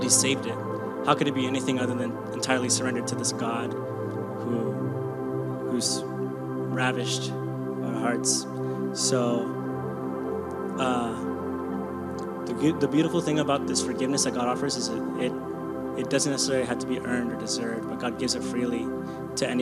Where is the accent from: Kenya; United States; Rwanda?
Kenya; I'm Kenyan.